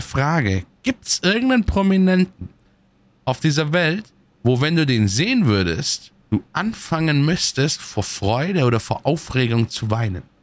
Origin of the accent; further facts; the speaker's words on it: Munich, Bavaria, Germany; ich komme ja aus München